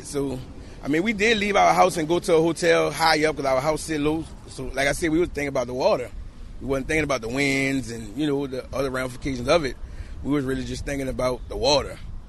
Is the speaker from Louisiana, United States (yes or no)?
yes; New Orleans, Louisiana, United States; New Orleans, Louisiana.